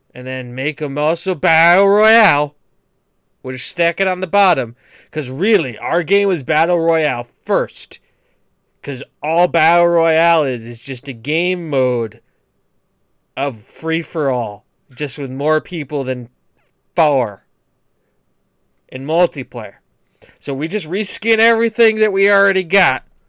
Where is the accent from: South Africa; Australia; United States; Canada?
United States; New England; I'm from New England